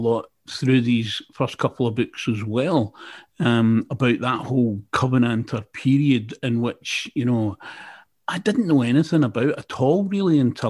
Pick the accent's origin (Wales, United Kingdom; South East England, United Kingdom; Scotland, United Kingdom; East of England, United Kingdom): Scotland, United Kingdom; Glasgow; first language Scots; moved away as an adult; I'm from Glasgow. And I lived away from Glasgow for a lot of years